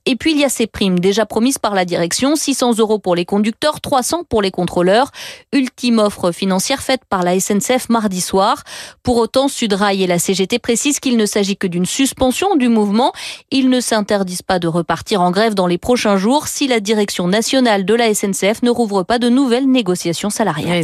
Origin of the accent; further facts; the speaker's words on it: France; chez nous, en France